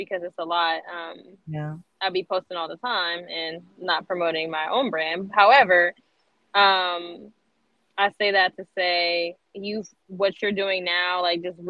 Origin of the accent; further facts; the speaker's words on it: Erie, Pennsylvania, United States; moved away as an adult; now in Columbus, United States; born and raised in Erie, PA